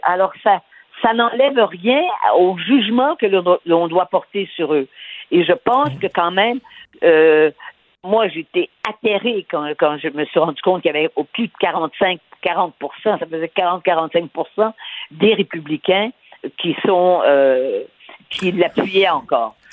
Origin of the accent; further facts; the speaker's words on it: Canada; j'étais du Canada